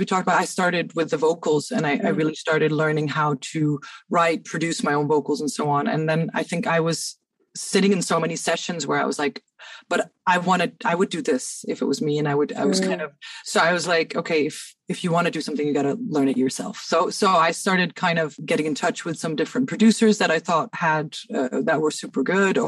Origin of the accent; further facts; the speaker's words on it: Cairo, Cairo Governorate, Egypt; moved away as an adult; now in Denmark; I grew up in Cairo, but I moved here.